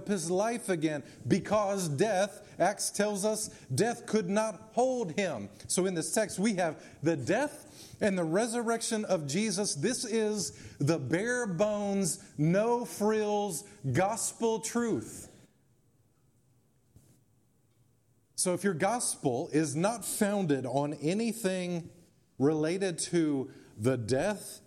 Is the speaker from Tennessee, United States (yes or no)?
yes; Memphis, Tennessee, United States; also born or lived in Germantown, Tennessee; as a kid growing up in East Memphis and Germantown